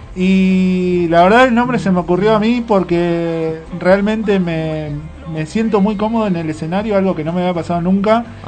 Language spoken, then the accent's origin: Spanish; Villa Ballester, Buenos Aires Province, Argentina; yo soy de Villa Ballester